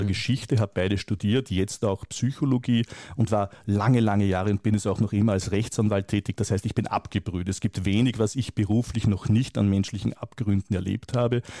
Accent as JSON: {"language": "German", "country": "Austria", "said": "Ich komme aus Österreich und ich weiß hier, dass man etwa ein Instrument wie die Impfpflicht aber sowas von völlig versiebt hat."}